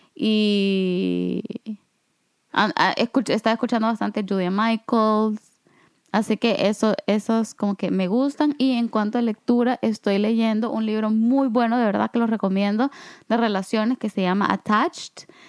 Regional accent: El Salvador; moved away; yo vengo de El Salvador, a donde en realidad pues hay dos temporadas

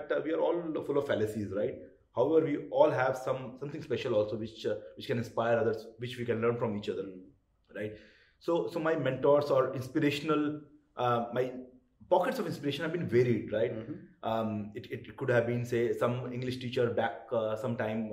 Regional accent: Kolkata, West Bengal, India; moved away; I grew up in Calcutta

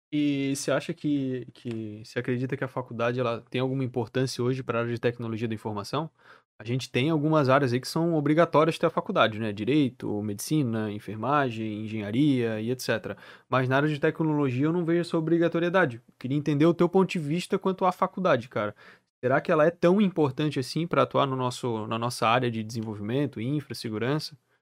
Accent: Florianópolis, Santa Catarina, Brazil; Eu sou de Santa Catarina. Eu sou de Floripa.

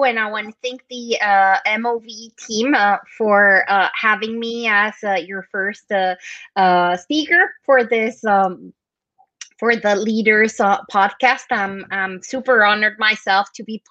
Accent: Colombia; moved away as an adult; now in Europe; I'm from Colombia, so I immigrated to Europe a long time ago

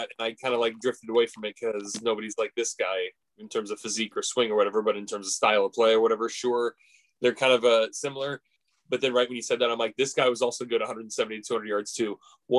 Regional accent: United States; I mean, just because I'm an American.

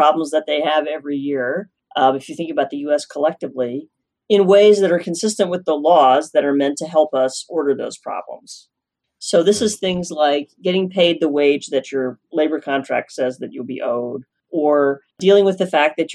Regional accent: Norman, Oklahoma, United States; moved away as an adult; also born or lived in Illinois / Stanford, California; now in Fountain Hills, United States; I'm from Norman, Oklahoma, which is right in the center of Oklahoma

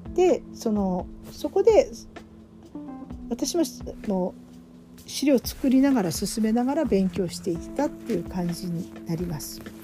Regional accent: Fukushima, Japan; moved away; 私も福島出身なので

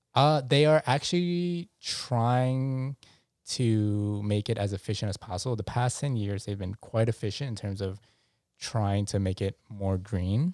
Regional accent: New York, United States; I'm very New Yorkian

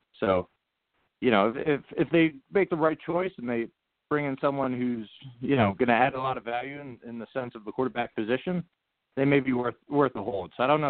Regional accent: Philadelphia, Pennsylvania, United States; now in New Jersey, United States; I work out of New York City. I'm based in New Jersey, but as you can probably guess, I'm originally from the Philadelphia area.

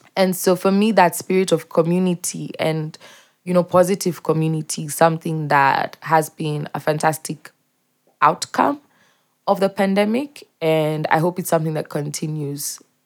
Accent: Mombasa, Mombasa County, Kenya; moved away as an adult; also born or lived in Eldoret; now in Nairobi, Kenya; I grew up in Mombasa, um, in multiple neighborhoods

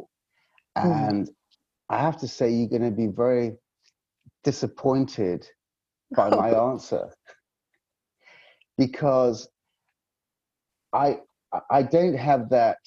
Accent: Yorkshire and the Humber, United Kingdom; I come from Yorkshire

